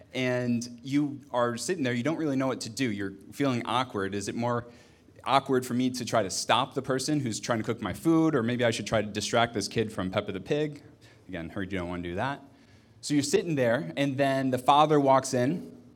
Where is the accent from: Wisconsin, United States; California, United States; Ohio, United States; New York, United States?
Ohio, United States; I'm from Ohio